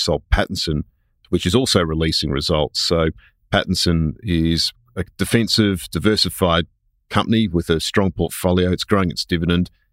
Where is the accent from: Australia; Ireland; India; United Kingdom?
Australia; Queensland; I'm a Queenslander